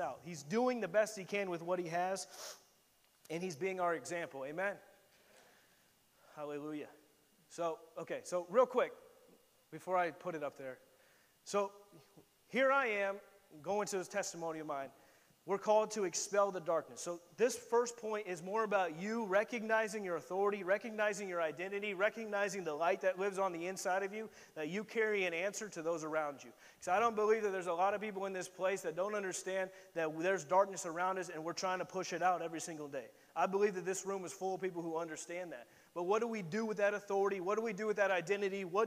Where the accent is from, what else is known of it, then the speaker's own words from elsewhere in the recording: Indiana, United States; I'm a boy from Indiana, from the middle of nowhere